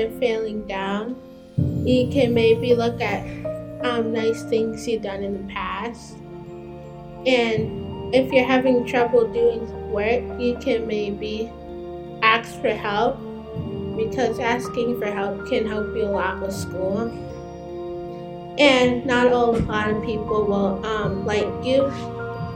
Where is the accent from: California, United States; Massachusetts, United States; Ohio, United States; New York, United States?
Massachusetts, United States; Boston; I'm 11 years old, and I'm from Boston